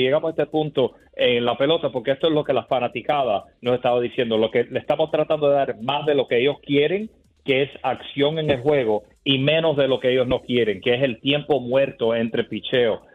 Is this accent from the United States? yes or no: yes; Miami, Florida, United States; yo soy de Miami, de Florida